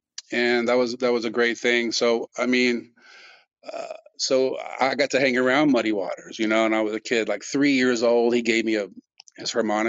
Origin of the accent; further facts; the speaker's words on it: Austin, Texas, United States; I grew up in Austin in the 70s